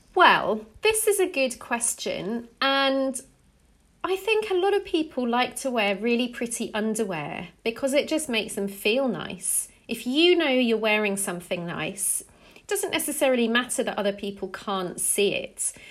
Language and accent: English; England, United Kingdom; I'm English